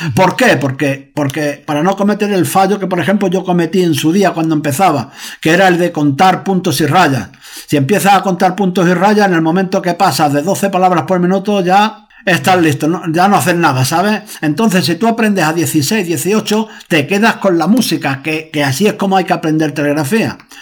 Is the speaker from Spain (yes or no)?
yes; Huelva, Andalusia, Spain; now in Madrid, Spain; considero mi casa eh, en el lugar donde nací, ahí en Huelva